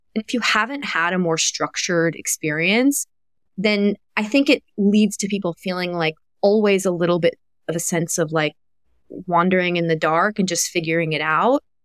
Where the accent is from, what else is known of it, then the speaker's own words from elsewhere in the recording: Kentucky, United States; moved away; I grew up in Kentucky